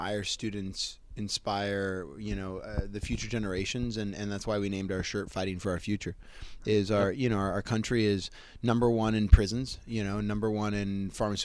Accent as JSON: {"language": "English", "town": "Cupertino", "region": "California", "country": "United States", "tie": "born or raised there", "said": "I grew up in Cupertino, California, which is the home of Apple computers"}